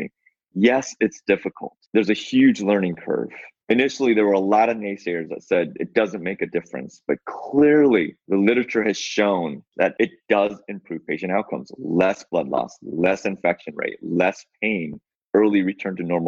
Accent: Seattle, Washington, United States; I'm from Seattle.

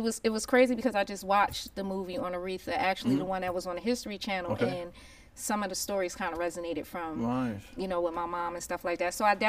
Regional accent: Plainfield, New Jersey, United States; I grew up in Plainfield.

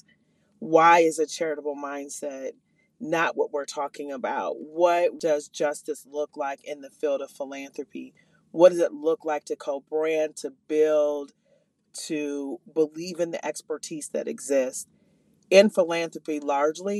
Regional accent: Minneapolis, Minnesota, United States; I am from the North Minneapolis community.

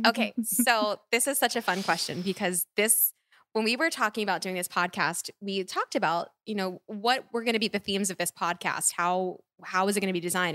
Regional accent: Philadelphia, Pennsylvania, United States; I'm from Philly

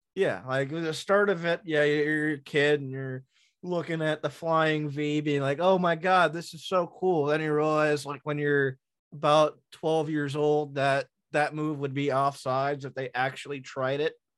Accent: Long Island, New York, United States; as a New Yorker, a Long Islander, a, a Mets fan

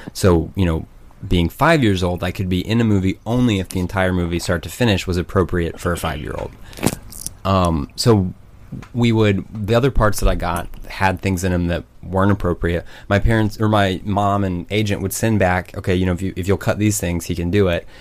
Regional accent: Broken Arrow, Oklahoma, United States; also born or lived in Norman, Oklahoma; I grew up in Tulsa, or just outside of Tulsa, oh, in Broken Arrow, and then went to Norman once I went to college.

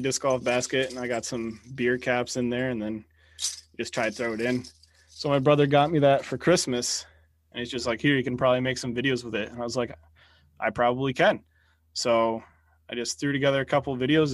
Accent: New Jersey, United States; I'm from North Jersey or Central Jersey

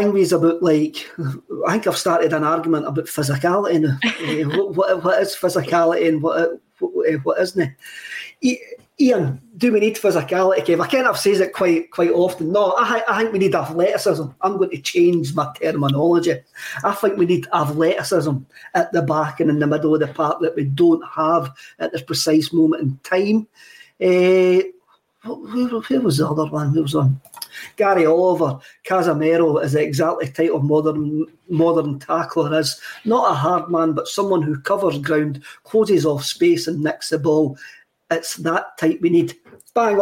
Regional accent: Scotland, United Kingdom; I'm Scottish

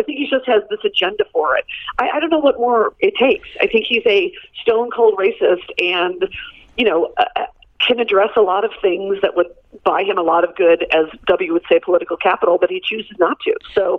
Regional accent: United States; accent: American; the minute they would hear my American accent anywhere

